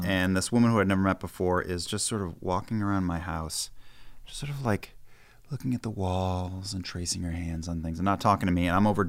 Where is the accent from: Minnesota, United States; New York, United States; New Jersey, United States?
New Jersey, United States; Weehawken; the house that I grew up in Weehawken.